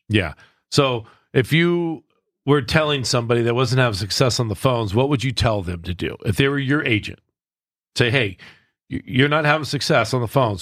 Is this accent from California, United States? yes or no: yes; Southern California, United States; I'm a West Coast kid. Like, I grew up in Southern California